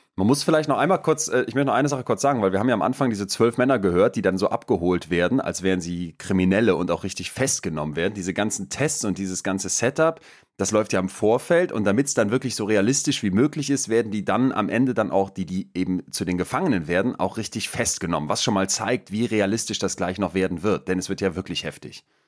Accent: Germany; als Deutscher

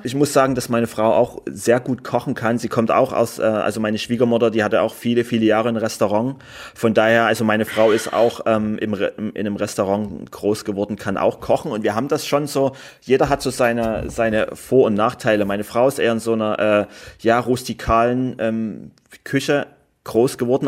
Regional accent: Germany; ich komme aus Deutschland

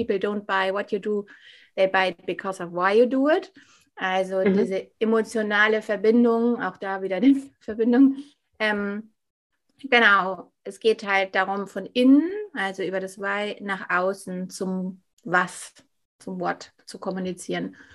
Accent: Hamburg, Germany; Genau, ja … ich bin aus Hamburg und ähm, du hast ja schon gesagt, was ich mache.

